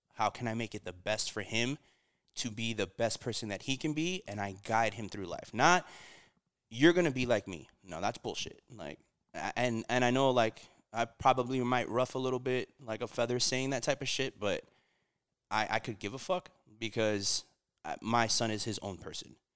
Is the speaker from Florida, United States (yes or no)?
yes; Miami, Florida, United States; born or raised there; also born or lived in Puerto Rico